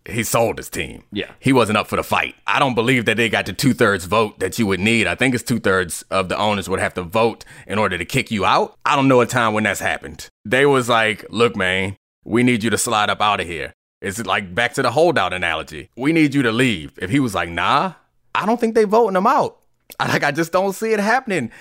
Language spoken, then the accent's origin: English; Baltimore, Maryland, United States; I grew up in Baltimore